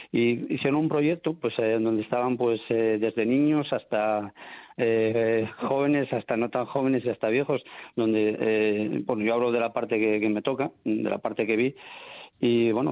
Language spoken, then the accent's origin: Spanish; Candanal, Asturias, Spain; No, somos de Candanal.